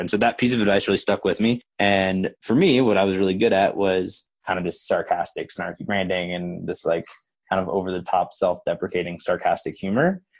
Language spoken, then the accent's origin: English; Oklahoma, United States; I grew up in Oklahoma